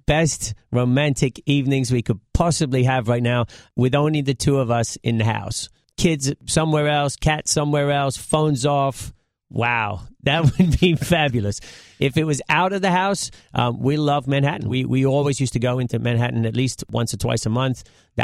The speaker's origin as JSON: {"language": "English", "country": "United Kingdom", "tie": "born or raised there", "also_born_or_lived": "Connecticut, United States", "moved": "as an adult", "lives_now": "United States", "said": "I was born in right around London in England"}